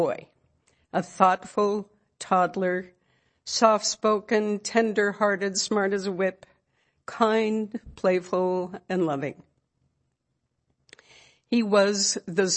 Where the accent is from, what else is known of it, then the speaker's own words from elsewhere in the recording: California, United States; also born or lived in Norway; I was born in California, and at age 5, moved to Norway for 2.5 years, and have spent many, many vacations there since